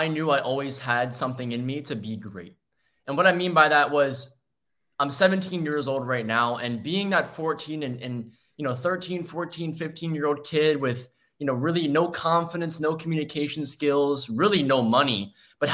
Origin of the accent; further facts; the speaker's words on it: Maryland, United States; I'm from Maryland originally